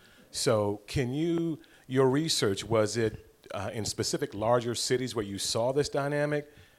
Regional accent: Washington, District of Columbia, United States; And an observation, I'm a native Washingtonian. I grew up in Washington, D.C., went to Howard University

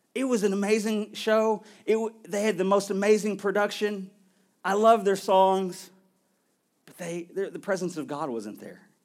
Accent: United States

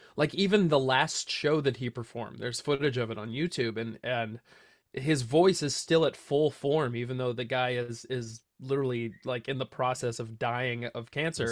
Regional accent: Santa Cruz, California, United States; now in Watsonville, United States; born and raised in Santa Cruz, grew up in the same house for my entire life

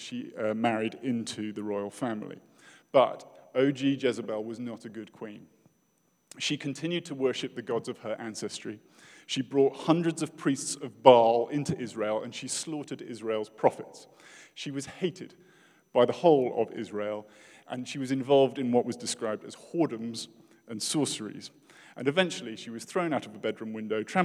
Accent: United Kingdom; as a British person

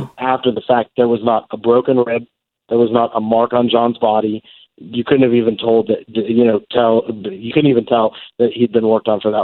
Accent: Lewiston, Idaho, United States; moved away as an adult; also born or lived in Kirkland, Washington / Missouri; now in Oregon, United States; I grew up in the Northwest, in Lewiston, Idaho, from my junior high and high school years

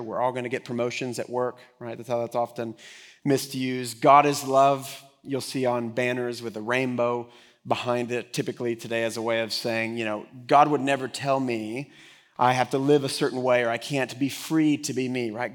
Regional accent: Texas, United States; I am from here, from Texas

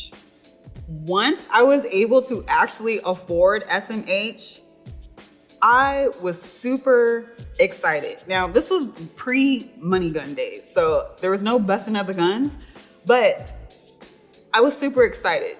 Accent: Seattle, Washington, United States; I'm originally from Seattle, Washington

